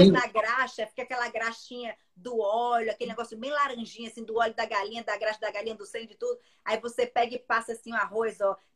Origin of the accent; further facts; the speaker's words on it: Brasília, Federal District, Brazil; also born or lived in Natal; Porque eu nasci aqui em Natal, mas com nove meses, meu pai foi eleito deputado federal. Então, a gente foi morar em Brasília e logo depois ele foi senador. Então, os meus primeiros dez anos de vida, eu aprendi a falar em Brasília.